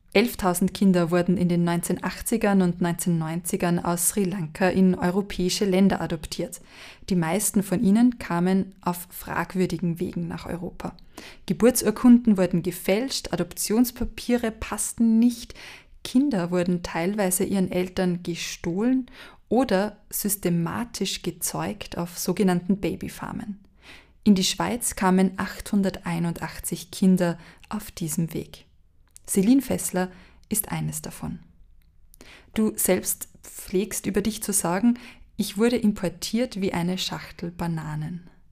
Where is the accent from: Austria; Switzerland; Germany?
Austria; a small village in Lower Austria; In meinem Fall ist es ein kleines Dorf in Niederösterreich